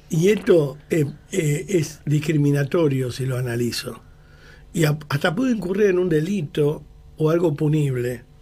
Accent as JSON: {"language": "Spanish", "country": "Argentina", "said": "Acá no hay nadie ni grato ni ingrato, somos todos argentinos, no hay que nombrar"}